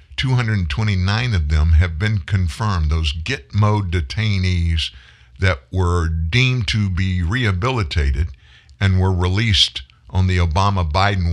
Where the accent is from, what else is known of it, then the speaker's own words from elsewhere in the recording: the South, United States; I was born in the South. I grew up in the South. I live in the South